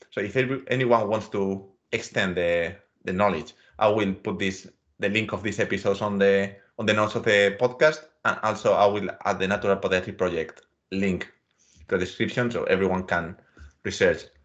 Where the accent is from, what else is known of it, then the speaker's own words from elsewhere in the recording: Mediterranean coast, Spain; I come from the Mediterranean coast of Spain